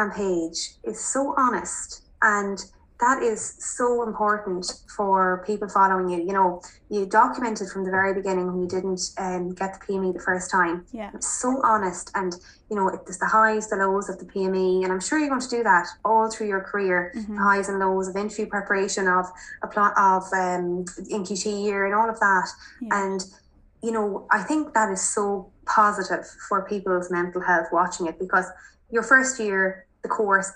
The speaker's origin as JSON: {"language": "English", "area": "Mayo", "region": "Connacht", "country": "Ireland", "also_born_or_lived": "Dublin", "moved": "as an adult", "said": "I'm from Mayo"}